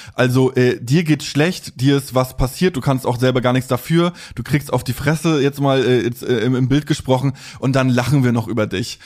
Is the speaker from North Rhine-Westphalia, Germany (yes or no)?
no; Mecklenburg-Vorpommern, Germany; Also ich bin aus MV, aus äh, mhm. da im Plattenviertel aufgewachsen